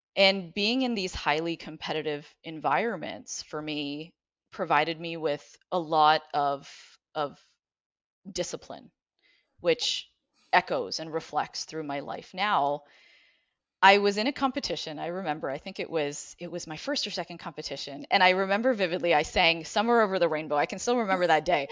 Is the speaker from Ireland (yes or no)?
no; Ottawa, Ontario, Canada; now in Cleveland, United States; I grew up in Ottawa. I'm originally from Canada